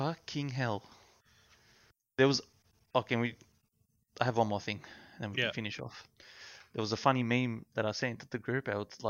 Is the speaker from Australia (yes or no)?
yes; Australia